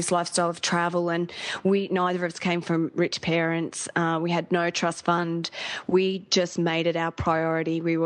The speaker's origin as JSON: {"language": "English", "country": "Australia", "also_born_or_lived": "London", "moved": "as an adult", "said": "We're from Australia"}